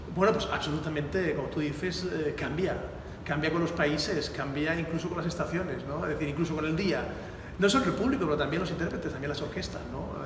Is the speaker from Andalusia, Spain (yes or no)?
no; Valencia, Valencian Community, Spain; moved away as an adult; also born or lived in Palm Beach, Florida / Naples, Florida; mi ciudad natal, en Valencia